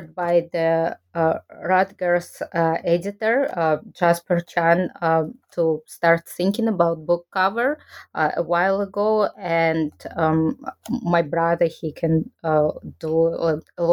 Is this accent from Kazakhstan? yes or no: yes; Kazakhstan; moved away as an adult; now in Japan; I'm originally from Kazakhstan, and I studied Japanese language when I was there for my undergraduate degree.